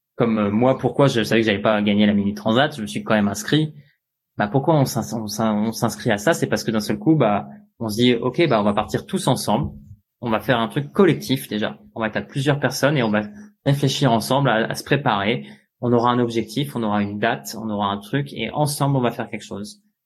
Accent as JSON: {"language": "French", "country": "France", "tie": "born or raised there", "said": "je suis né en 1987 en France."}